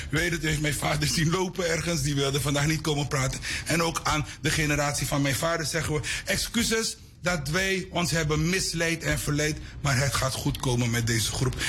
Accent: Suriname; ik ben een trotse Surinamer van Javaanse komaf

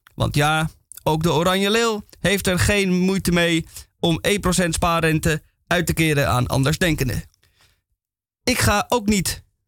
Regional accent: Amsterdam, North Holland, Netherlands; accent: Amsterdam; Ik ben Amsterdammer, zoals je af en toe aan mijn accent kan horen

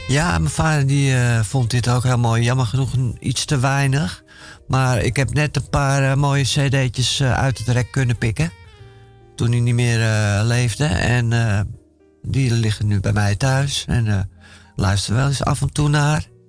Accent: Amsterdam, North Holland, Netherlands; ik ben in Amsterdam-Noord uh, opgegroeid

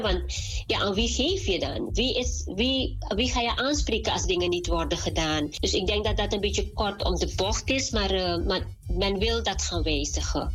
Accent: Suriname; moved away; wij als Surinamers, als Mans, ook als we naar Suriname terug gaan

